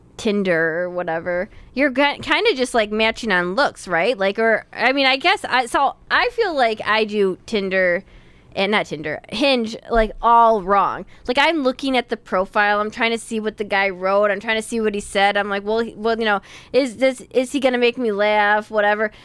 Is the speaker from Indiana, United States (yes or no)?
no; Chicago, Illinois, United States; a couple of schmucks from Chicago